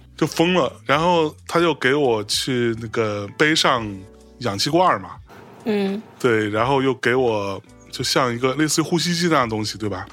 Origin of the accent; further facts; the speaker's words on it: China; 我们中国人